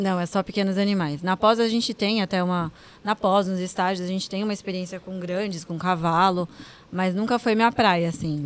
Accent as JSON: {"language": "Portuguese", "town": "Santos", "region": "São Paulo", "country": "Brazil", "tie": "born or raised there", "said": "voltei para cá, para minha terra"}